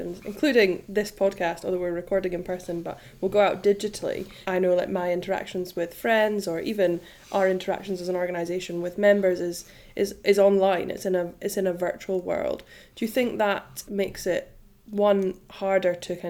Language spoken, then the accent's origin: English; Edinburgh, Scotland, United Kingdom; I grew up in Edinburgh, I now live rurally.